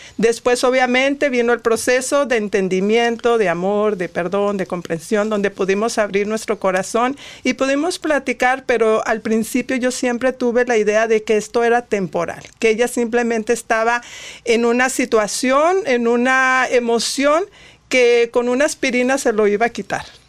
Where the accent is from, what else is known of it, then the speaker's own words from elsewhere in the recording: Monterrey, Nuevo León, Mexico; now in United States; soy de Monterrey, soy regia